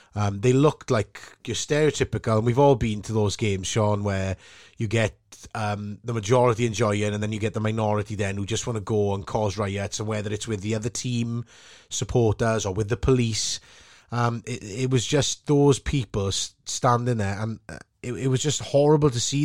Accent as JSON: {"language": "English", "town": "Port Talbot", "region": "Wales", "country": "United Kingdom", "said": "from Sam Fields in Port Albert"}